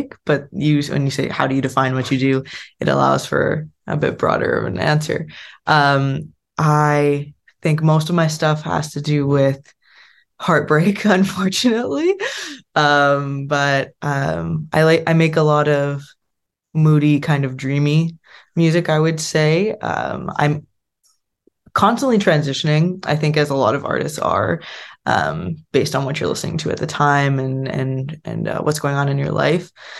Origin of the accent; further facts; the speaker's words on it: Winnipeg, Manitoba, Canada; moved away as an adult; also born or lived in United States / Spain; now in Ottawa, Canada; I grew up in Winnipeg